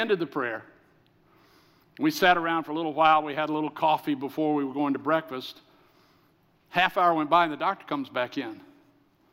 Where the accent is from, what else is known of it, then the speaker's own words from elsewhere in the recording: the South, United States; I'm from the South